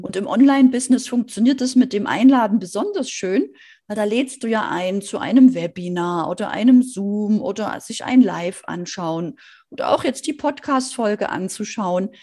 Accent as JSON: {"language": "German", "country": "Germany", "said": "Bei uns in Deutschland"}